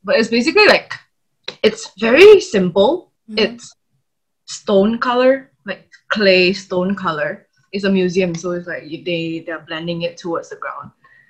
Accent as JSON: {"language": "English", "country": "Malaysia", "tie": "born or raised there", "moved": "as an adult", "lives_now": "Melbourne, Australia", "said": "I'm studying in the University of Melbourne doing Masters of Architecture. I'm from Malaysia, born and raised."}